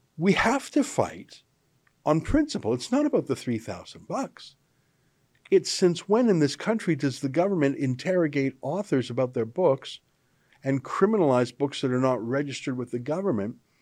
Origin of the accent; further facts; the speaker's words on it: Canada; as a Canadian